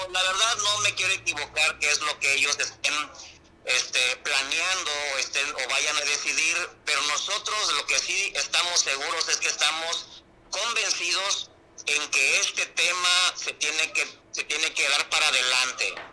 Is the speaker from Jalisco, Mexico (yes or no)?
no; Acapulco, Guerrero, Mexico; somos nacidos aquí en Acapulco